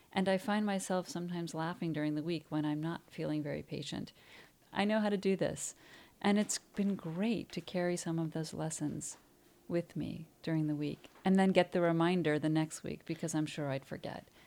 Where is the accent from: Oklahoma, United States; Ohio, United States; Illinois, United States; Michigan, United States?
Ohio, United States; Cleveland; moved away as an adult; also born or lived in New York City; I'm actually from Cleveland